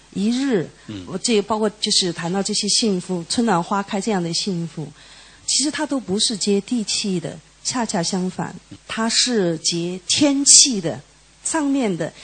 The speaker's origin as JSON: {"language": "Chinese", "town": "Chengdu", "region": "Sichuan", "country": "China", "said": "因为我是四川人，成都人"}